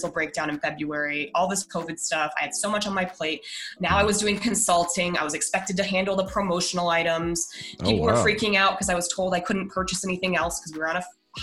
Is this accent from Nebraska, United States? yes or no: no; Denver, Colorado, United States; I'm from Denver originally.